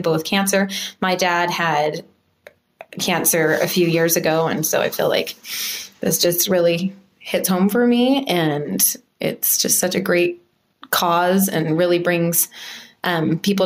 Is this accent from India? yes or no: no; Centerville, Utah, United States; also born or lived in Layton, Utah; I grew up in Centerville, Utah. I live in Layton.